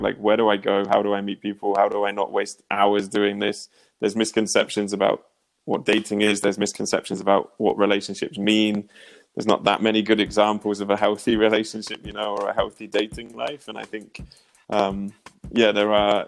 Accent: near Oxford, South East England, United Kingdom; moved away as an adult; also born or lived in United States; now in Prague, Czech Republic; originally, I'm from the UK, so I was born near Oxford.

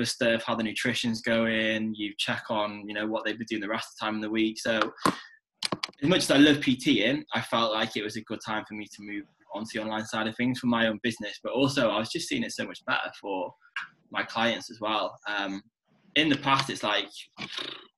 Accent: North Wales, United Kingdom; moved away as an adult; now in Manchester, United Kingdom; I am Welsh, born and bred

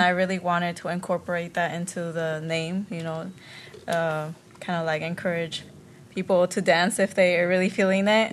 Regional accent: Las Vegas, Nevada, United States; also born or lived in Riverside, California; I was born in Riverside, California, and uh, but I grew up in Vegas since I was age three

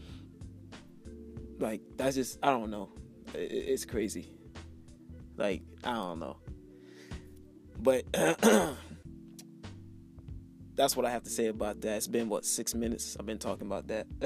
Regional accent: Miami, Florida, United States; now in Orlando, United States; I'm from Miami. Born and raised in Miami, but now I live in Orlando

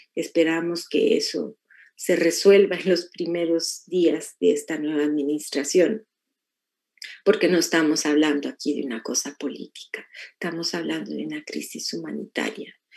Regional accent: Mexico; now in United States; los que nacimos en México y vivimos en Estados Unidos

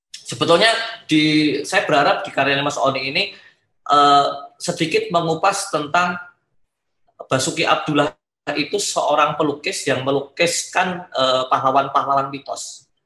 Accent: Surakarta, Central Java, Indonesia; karena kan saya juga dari Solo ya.

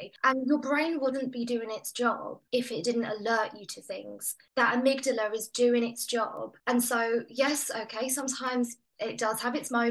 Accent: England, United Kingdom; as your listeners can probably hear, I'm English.

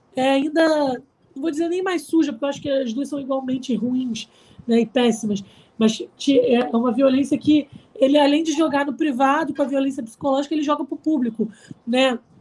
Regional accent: Araruama, Rio de Janeiro, Brazil; na cidade onde eu nasci, em Araruama

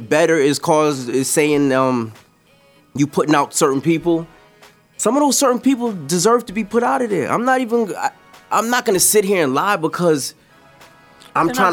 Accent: New York City, New York, United States; Growing up on Gun Hill

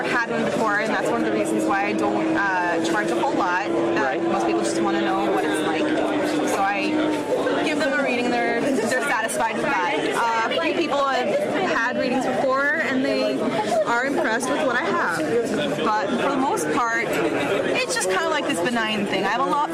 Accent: South Bend, Indiana, United States; I am from Southend, Indiana.

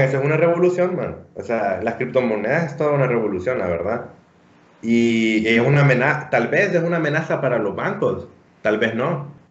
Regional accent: Honduras; nosotros, como hondureños

